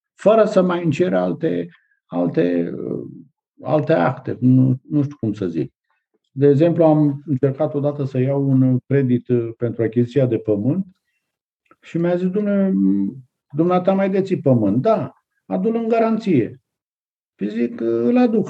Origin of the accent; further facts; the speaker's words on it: Prahova, Romania; aici în zona Prahovei, de unde sunt eu